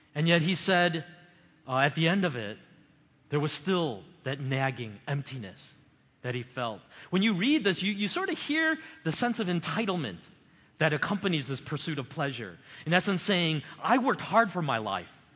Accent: United States; as an American

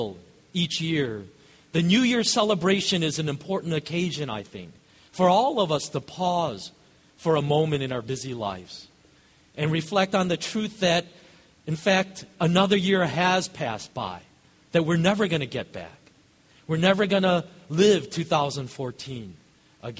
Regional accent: Chicago, Illinois, United States; also born or lived in Kenya; I grew up here in Chicago

